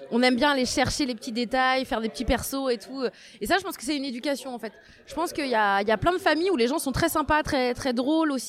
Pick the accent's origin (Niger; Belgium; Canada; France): France; Saint-Brieuc, Brittany; moved away as an adult; also born or lived in Tréguier; née en Bretagne, je suis née à Saint-Brieuc, dans les Côtes d'Armor. et ce qui est rigolo, c'est que maintenant j'y revis depuis un, presque un an, un peu moins d'un an.